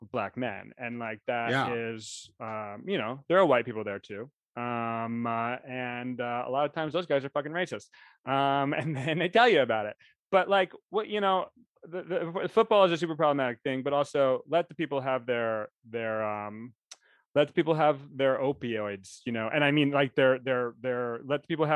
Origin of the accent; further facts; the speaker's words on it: New England, United States; I'm from New England